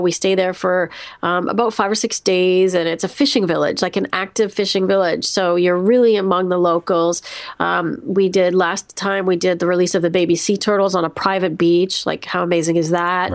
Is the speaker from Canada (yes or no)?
yes; Canada; I'm Canadian